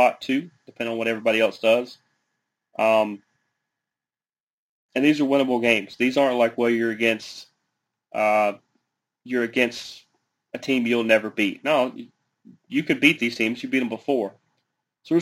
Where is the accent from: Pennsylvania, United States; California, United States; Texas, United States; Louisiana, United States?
Texas, United States; Dallas; the city of Dallas, my hometown